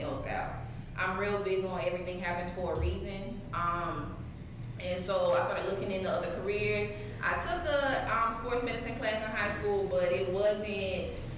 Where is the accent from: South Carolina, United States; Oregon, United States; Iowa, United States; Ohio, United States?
South Carolina, United States; Gadsden; I'm originally from Gadsden, South Carolina, but I always tell people Columbia because nobody knows where Gadsden is